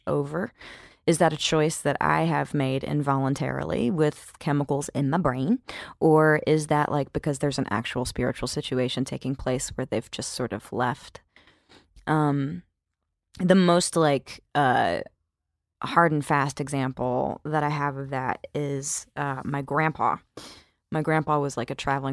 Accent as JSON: {"language": "English", "region": "Mississippi", "country": "United States", "said": "I am from Mississippi and I was raised to be generous and hospitable"}